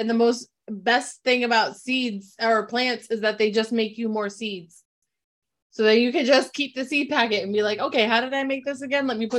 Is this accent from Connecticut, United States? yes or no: yes; New Britain, Connecticut, United States; We're from New Britain, so we came back up this way